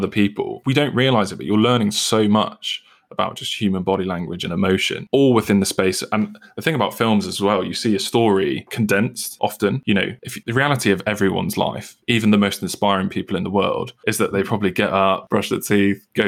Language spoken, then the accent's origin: English; United Kingdom; I'm British